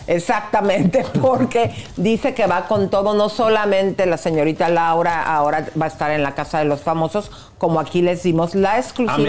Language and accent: Spanish; Mexico; nosotros en México